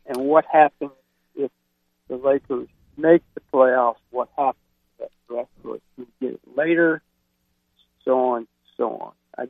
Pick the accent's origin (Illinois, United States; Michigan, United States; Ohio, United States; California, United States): Ohio, United States; near Cleveland; moved away; I grew up near Cleveland.